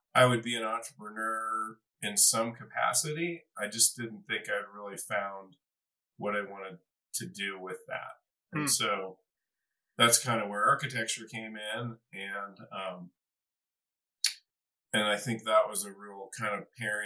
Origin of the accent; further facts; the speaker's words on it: Ohio, United States; moved away as an adult; also born or lived in Chicago / California; now in Boulder, United States; I grew up in Ohio